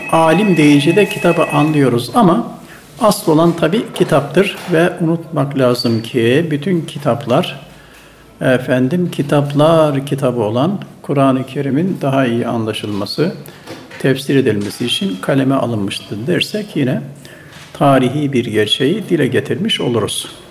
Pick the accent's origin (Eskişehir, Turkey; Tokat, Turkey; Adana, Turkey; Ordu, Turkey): Tokat, Turkey; Turhal; moved away as an adult; now in Istanbul, Turkey; 1952 yılında Tokat'ın Turhal ilçesinin Üzümören köyünde dünyaya geldim, gelmişim.